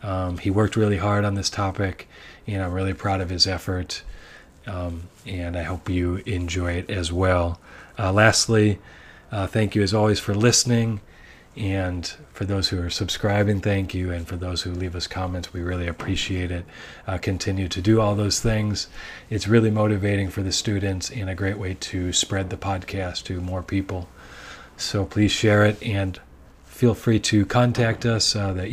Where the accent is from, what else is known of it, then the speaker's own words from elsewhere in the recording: Chicago, Illinois, United States; now in Japan; my hometown of Chicago is also famous for pizza.